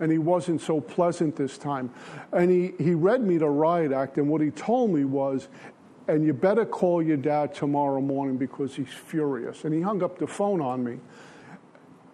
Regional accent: New York City, New York, United States; also born or lived in Minnesota; I grew up in Brooklyn

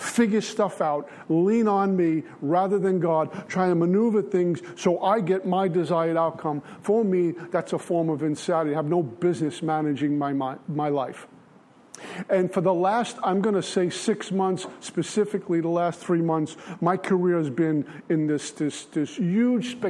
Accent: New York City, New York, United States; also born or lived in Minnesota; I grew up in Brooklyn

